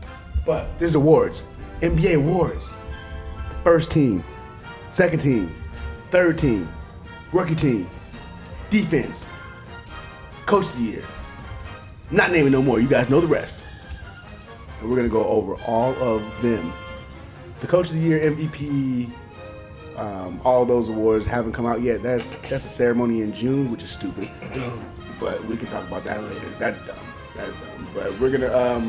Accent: India; I can't do a Canadian accent because I'm not from Canada, but I'm Indian.

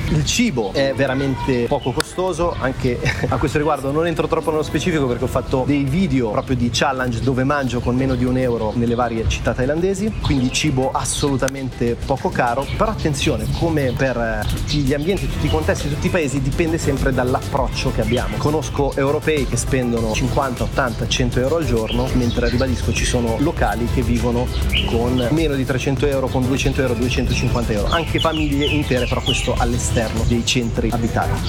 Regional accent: Milan, Lombardy, Italy; moved away; Io vengo da Milano

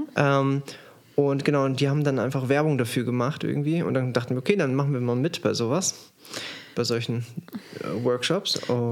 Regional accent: Germany; bei uns in Deutschland

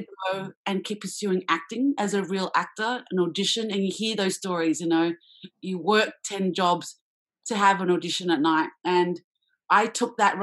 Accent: Australia; being Australian, Asian

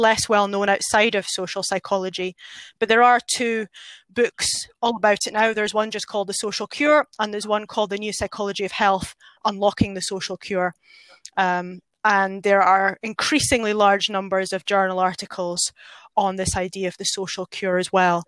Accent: Scotland, United Kingdom; moved away; I'm a Scottish person

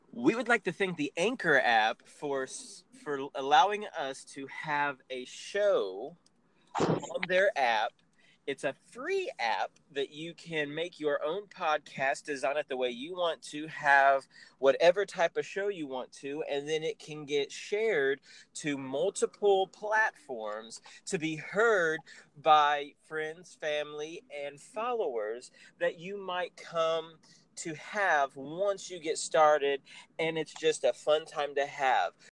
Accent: Indiana, United States; my home state, you know, Indiana Proud all the way, Hoosiers

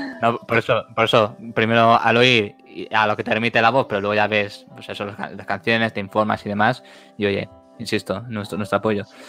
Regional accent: Barcelona, Catalonia, Spain; somos de Barcelona

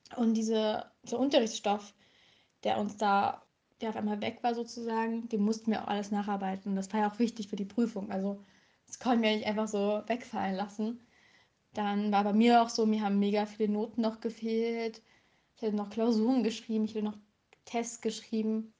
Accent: Saxony, Germany; Also ich komme aus Sachsen

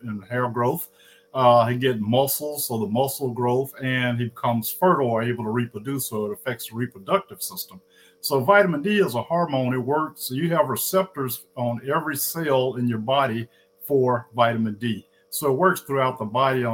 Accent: Indianola, Mississippi, United States; moved away as an adult; also born or lived in Atlanta, Georgia / Rochester, Minnesota; I'm originally from Indianola, Mississippi, the hometown of …

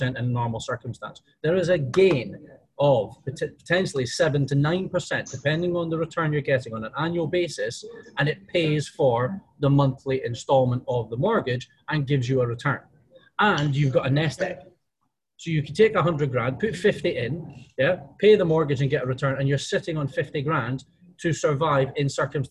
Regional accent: United Kingdom; moved away; we're both British

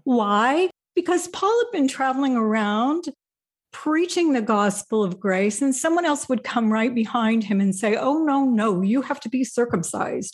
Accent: Indiana, United States; moved away as an adult; also born or lived in Wisconsin / Salt Lake City; my family moved to Indiana soon after that, and I spent the first forty-five years of my life in Indiana

